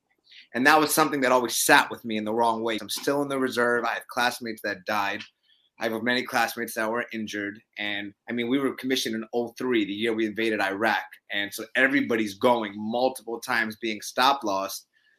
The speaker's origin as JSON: {"language": "English", "town": "Brooklyn", "region": "New York", "country": "United States", "tie": "born or raised there", "said": "I'm a New Yorker. Grew up in Brooklyn."}